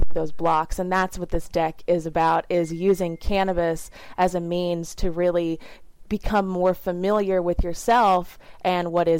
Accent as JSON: {"language": "English", "region": "the South", "country": "United States", "tie": "born or raised there", "said": "I grew up in the South in a very small, like 3,000 people town"}